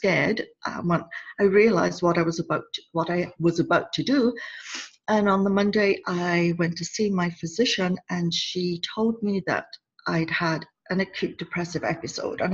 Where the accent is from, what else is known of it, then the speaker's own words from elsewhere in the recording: United Kingdom; I'm a Brit